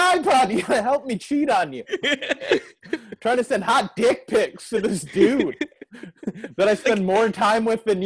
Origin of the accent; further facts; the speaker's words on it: Phoenix, Arizona, United States; also born or lived in Minneapolis, Minnesota; now in Los Angeles, United States; I'm from Phoenix, Arizona.